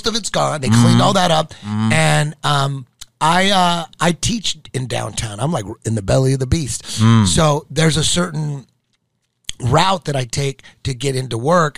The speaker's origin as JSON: {"language": "English", "town": "Santa Ana", "region": "California", "country": "United States", "tie": "born or raised there", "said": "I grew up in Santa Ana"}